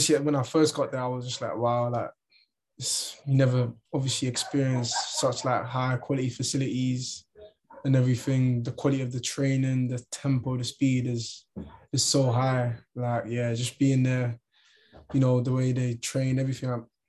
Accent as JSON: {"language": "English", "country": "Ireland", "tie": "born or raised there", "also_born_or_lived": "London / Barnsley", "moved": "yes", "said": "I'm from Ireland. I grew up in Ireland."}